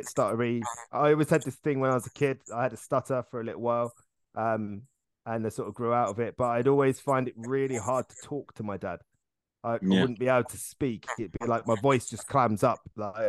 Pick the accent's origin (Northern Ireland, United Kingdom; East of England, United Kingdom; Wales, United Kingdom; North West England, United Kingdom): East of England, United Kingdom; Hertfordshire; we grew up in Hertfordshire.